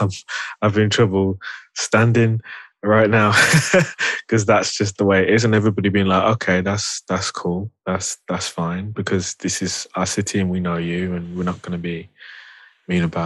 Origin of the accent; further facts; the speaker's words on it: Birmingham, West Midlands, United Kingdom; I'm a Brummie